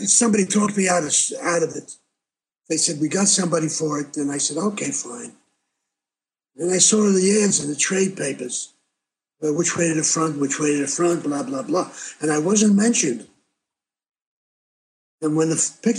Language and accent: English; New York, United States; moved away; I'm from New York